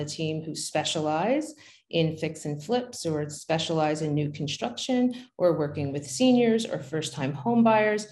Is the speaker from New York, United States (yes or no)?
yes; New York City, New York, United States; moved away as an adult; also born or lived in New Jersey; now in Pennsylvania, United States; growing up in Brooklyn